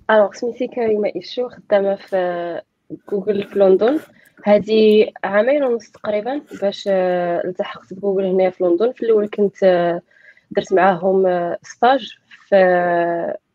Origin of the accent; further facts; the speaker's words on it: Marrakesh, Marrakesh-Safi, Morocco; انا من مراكش دونك قريت كلشي في مراكش